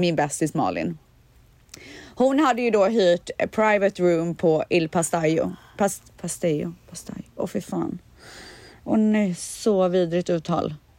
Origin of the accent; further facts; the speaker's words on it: Borås, Västra Götaland, Sweden; jag är ju från Borås och där säger man stuga